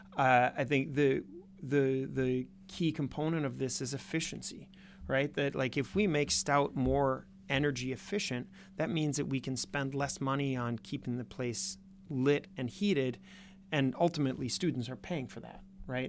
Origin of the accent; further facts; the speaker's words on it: Minnesota, United States; now in Wisconsin, United States; I'm from Minnesota